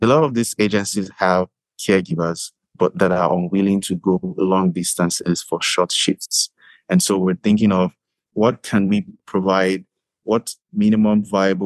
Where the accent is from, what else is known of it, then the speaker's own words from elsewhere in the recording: Nigeria; moved away as an adult; now in Canada; I am from Nigeria originally.